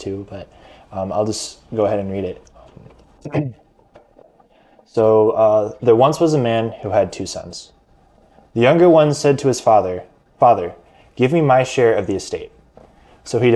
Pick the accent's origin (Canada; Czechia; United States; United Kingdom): United States; Omaha, Nebraska; I was born and raised in Omaha and live in Omaha currently